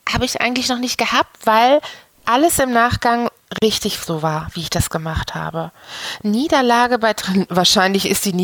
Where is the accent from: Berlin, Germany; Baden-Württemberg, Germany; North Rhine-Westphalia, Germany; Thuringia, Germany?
North Rhine-Westphalia, Germany; Dortmund; was verbindet mich mit Dortmund? Ähm, mein, ähm, mein ganzes Leben, ne? weil ich, äh, ich bin nicht weit gekommen. ich bin immer noch hier.